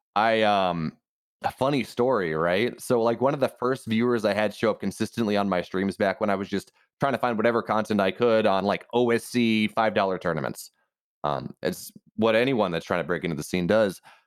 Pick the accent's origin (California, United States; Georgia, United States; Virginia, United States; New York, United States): Virginia, United States; we're both from Virginia